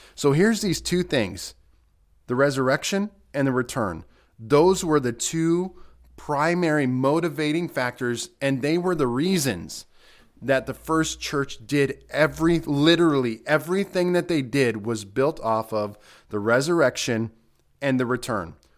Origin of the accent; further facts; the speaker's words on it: United States; especially as American believers